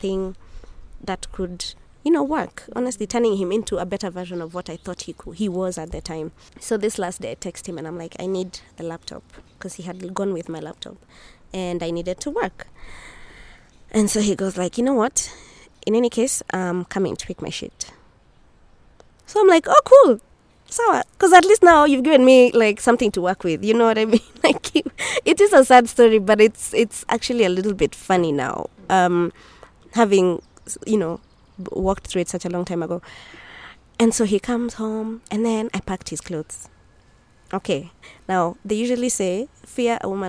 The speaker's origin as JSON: {"language": "English", "region": "Nairobi", "country": "Kenya", "said": "I come from Nairobi, Kenya"}